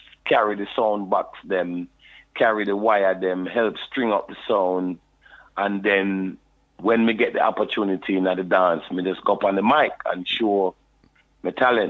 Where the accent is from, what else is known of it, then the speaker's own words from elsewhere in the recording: London, United Kingdom; I was born in London, you know, and in Dulwich Hospital. And grew up in Brixton Town, you know, South London, SW9.